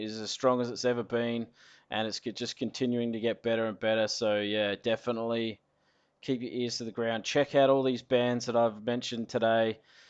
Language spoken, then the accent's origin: English; Adelaide, South Australia, Australia; I am from Adelaide.